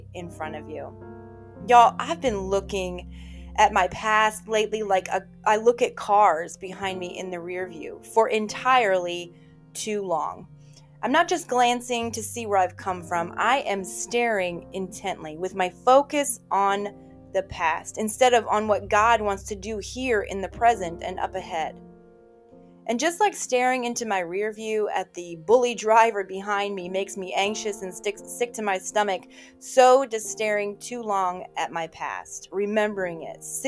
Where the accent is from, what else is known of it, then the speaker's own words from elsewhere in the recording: Virginia, United States; moved away; my home state of Virginia, my hometown